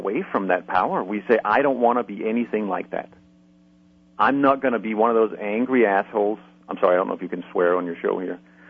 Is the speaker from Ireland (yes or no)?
no; Denmark; moved away; I'm originally from Denmark